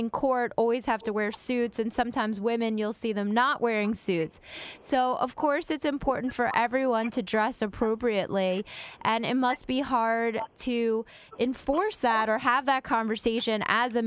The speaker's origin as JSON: {"language": "English", "area": "Rockland County", "region": "New York", "country": "United States", "said": "I'm from Rockland County"}